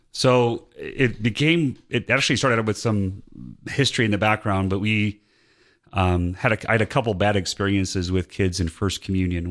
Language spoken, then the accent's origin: English; Northwest Indiana, United States; moved away as an adult; also born or lived in Latrobe, Pennsylvania; now in Georgia, United States; I grew up in Northwest Indiana near Chicago. And, um, but I moved down here in nineteen ninety-six.